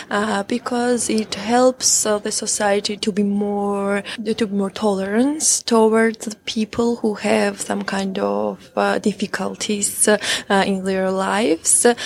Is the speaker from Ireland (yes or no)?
no; Georgia; English is a second language; Uh, I'm from Georgia I live in Tbilisi